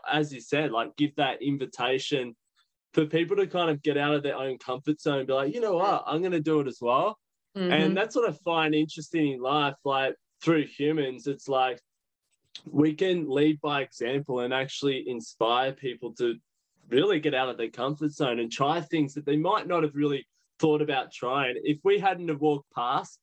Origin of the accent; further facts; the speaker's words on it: Sydney, New South Wales, Australia; from Sydney.